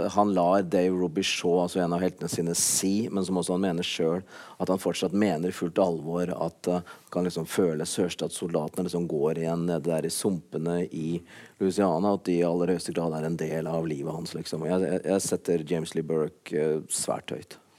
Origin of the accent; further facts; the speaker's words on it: Kongsvinger, Innlandet, Norway; der jeg kommer fra, i Kongsvinger-distriktet